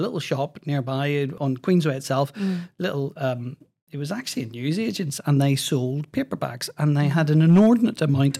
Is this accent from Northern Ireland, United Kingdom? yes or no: yes; Belfast, Northern Ireland, United Kingdom; I'm from Belfast.